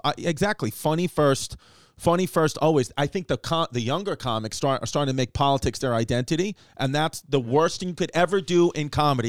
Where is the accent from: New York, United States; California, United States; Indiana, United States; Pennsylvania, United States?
New York, United States; New York City; And I think that growing up in New York, it's very difficult.